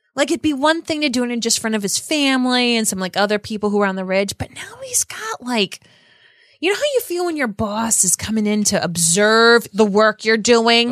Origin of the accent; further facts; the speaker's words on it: Rhode Island, United States; I grew up in Rhode Island, which is honestly just an hour from Boston.